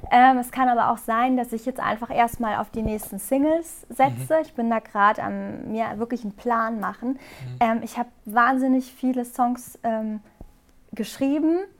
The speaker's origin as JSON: {"language": "German", "town": "Karlsruhe", "region": "Baden-Württemberg", "country": "Germany", "also_born_or_lived": "Hamburg", "said": "Also ich habe immer gesagt, dass ähm, Hamburg eigentlich so meine Heimat geworden ist, aber Karlsruhe, da wo ich herkomme, das ist mein Zuhause."}